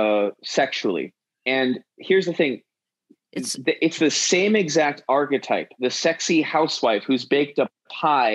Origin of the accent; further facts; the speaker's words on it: New York City, New York, United States; I grew up in Manhattan